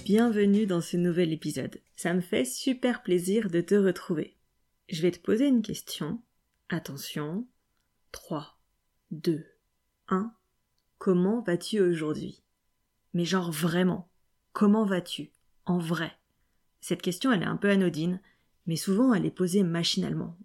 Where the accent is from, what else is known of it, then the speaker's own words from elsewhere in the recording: Lyon, Auvergne-Rhône-Alpes, France; moved away; Lyon, déjà, euh, c'est ma ville natale